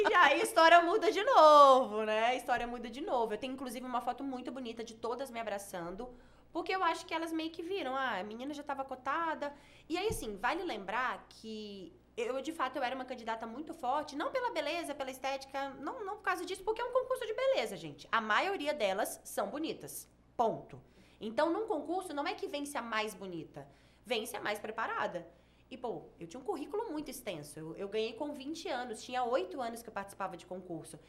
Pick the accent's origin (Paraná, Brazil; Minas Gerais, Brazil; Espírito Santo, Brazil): Espírito Santo, Brazil; moved away as an adult; also born or lived in São Paulo; now in Goiânia, Brazil; eu sou capixaba